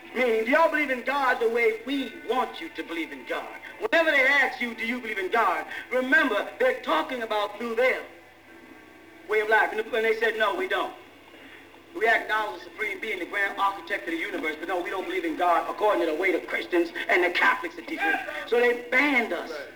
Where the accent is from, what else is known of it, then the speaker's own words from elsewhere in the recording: Boston, Massachusetts, United States; I'm from Boston